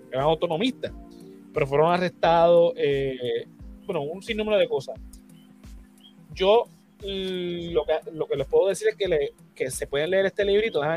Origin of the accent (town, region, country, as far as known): Puerto Rico